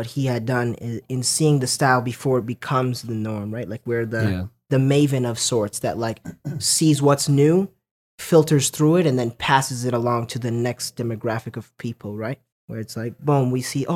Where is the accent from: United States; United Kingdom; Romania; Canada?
Canada; Lethbridge, Alberta; now in Calgary, Canada; I was born in Lethbridge, Alberta.